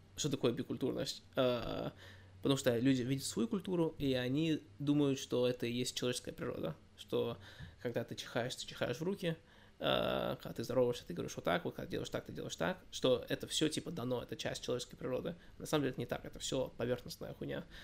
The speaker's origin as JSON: {"language": "Russian", "country": "United States", "also_born_or_lived": "Russia", "said": "я, я из Америки"}